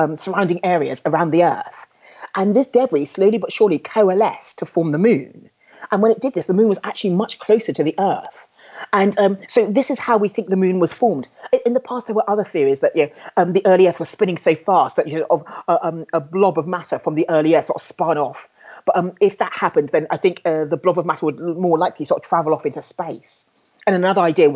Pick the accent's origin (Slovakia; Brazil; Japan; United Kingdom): United Kingdom; London; I was brought up in London